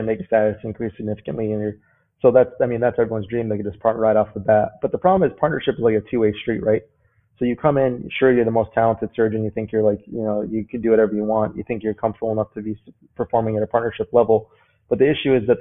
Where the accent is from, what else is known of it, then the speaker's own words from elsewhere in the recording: New Mexico, United States; moved away; also born or lived in Seattle; I'm originally from New Mexico myself